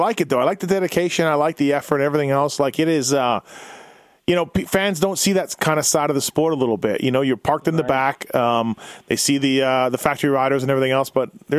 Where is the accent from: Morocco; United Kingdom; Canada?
Canada; Me being Canadian